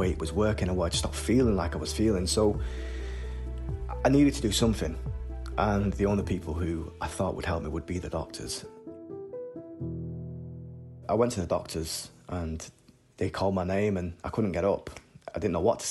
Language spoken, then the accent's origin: English; Salford, North West England, United Kingdom; I grew up in Salford. It was considered one of the roughest areas in Manchester.